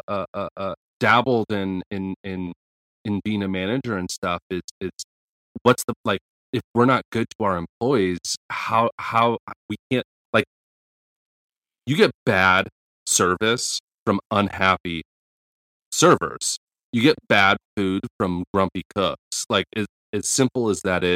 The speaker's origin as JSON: {"language": "English", "country": "United States"}